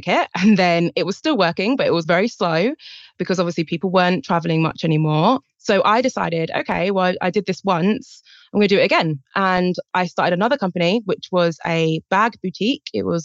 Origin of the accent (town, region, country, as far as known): United Kingdom